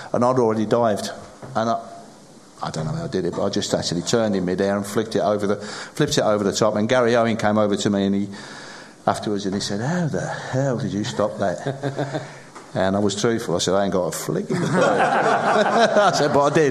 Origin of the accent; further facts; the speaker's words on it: Sedgley, West Midlands, United Kingdom; I was born in Sedgley, which is probably around about 10 miles apart.